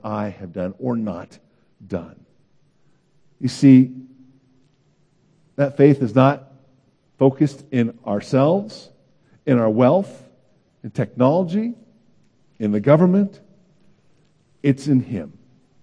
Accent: Oakland, California, United States; moved away as an adult; also born or lived in Davis, California / Santa Barbara, California / Chicago; I grew up in Oakland, California

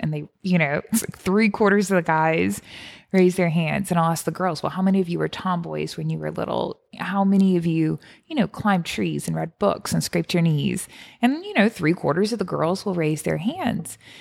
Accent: Cajun, Louisiana, United States; also born or lived in Rome; now in New Orleans, United States; I am Cajun

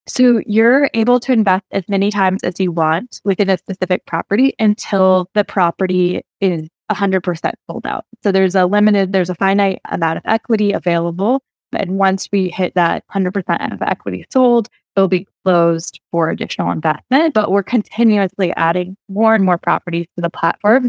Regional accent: Oregon, United States; where I grew up in Oregon

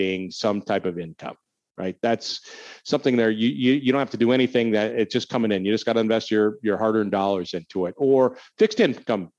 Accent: Minnesota, United States; now in Illinois, United States; I grew up in Minnesota and winter is long, really long there

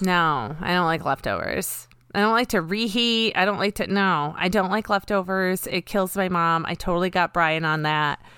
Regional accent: United States; growing up in America

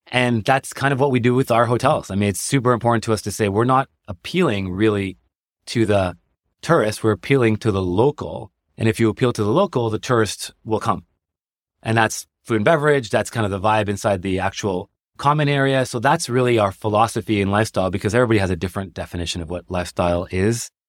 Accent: Canada; now in New York, United States; I came from Canada, so I was like, I don't want to live in Manhattan

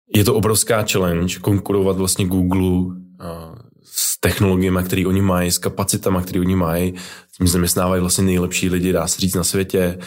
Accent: Brno, South Moravian Region, Czechia; also born or lived in Prague; já jsem z Brna

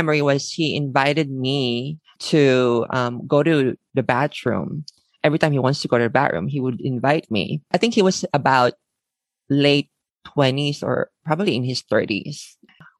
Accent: Manila, Metro Manila, Philippines; moved away as an adult; now in Tokyo, Japan; I was born and raised in the Philippines

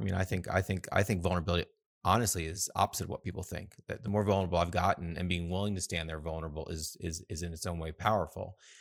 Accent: United States; I grew up in the States

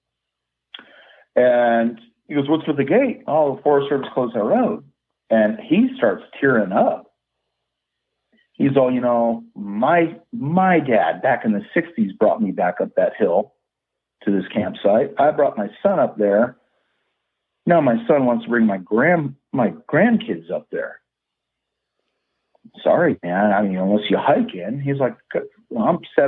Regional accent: Yosemite, California, United States; growing up in Yosemite

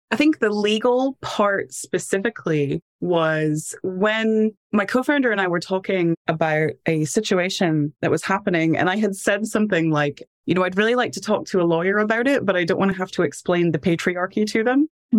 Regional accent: Tennessee, United States; moved away as an adult; now in United Kingdom; Background is I'm from Tennessee originally, and I did my bachelor's degree at a university that had a great study abroad, ended up in Scotland studying abroad.

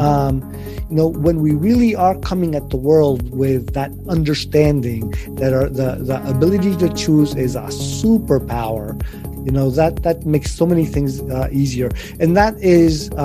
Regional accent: Richmond, Virginia, United States; first language Spanish; English is a second language; also born or lived in Spain; I was born in Spain. I grew up in Spain. I was 5 years old. My parents moved to Richmond, Virginia

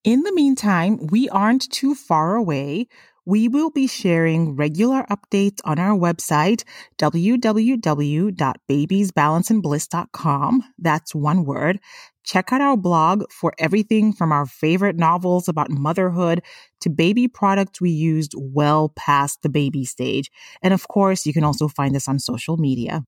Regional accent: Tanzania; moved away; my home country, Tanzania

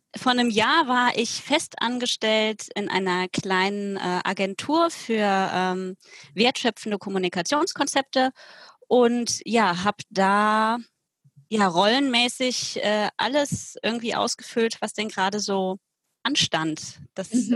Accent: Cologne, North Rhine-Westphalia, Germany; Ich komme aus Köln, aus dem Kölner Westen

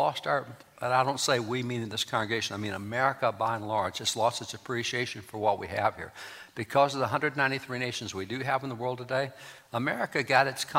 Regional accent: Texas, United States; I'm a cowboy from Texas

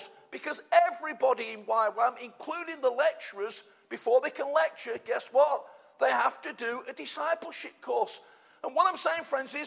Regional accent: United Kingdom; we're British

